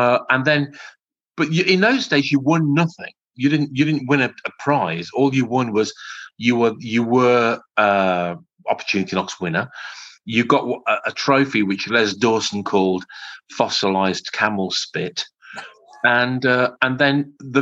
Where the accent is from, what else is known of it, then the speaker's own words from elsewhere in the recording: Coventry, West Midlands, United Kingdom; I'm from Coventry in the West Midlands.